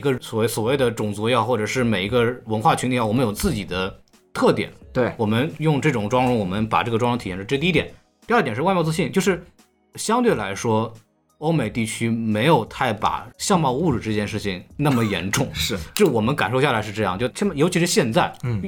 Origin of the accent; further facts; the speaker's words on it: China; now in United States; 我中国人